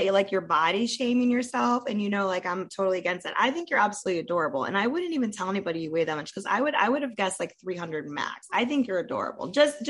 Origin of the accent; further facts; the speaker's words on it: Ohio, United States; moved away; I'm from Ohio